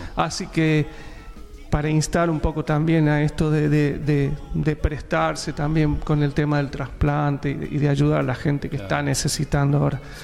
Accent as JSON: {"language": "Spanish", "town": "San Fernando del Valle de Catamarca", "region": "Catamarca", "country": "Argentina", "tie": "born or raised there", "also_born_or_lived": "Córdoba", "moved": "as an adult", "lives_now": "Buenos Aires, Argentina", "said": "Yo soy de la capital, de San Fernando del Valle de Catamarca, y bueno, este, toda mi vida viví ahí"}